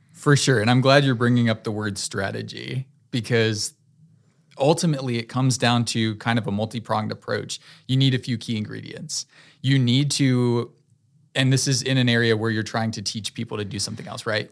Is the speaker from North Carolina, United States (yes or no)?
yes; Fuquay-Varina, North Carolina, United States; I grew up in Fuquay, so very close to Raleigh. This is my home, and I love this city